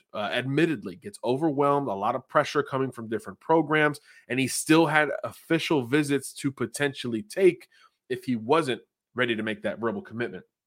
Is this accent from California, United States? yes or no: no; the Sunshine State, Florida, United States; I'm from the Sunshine State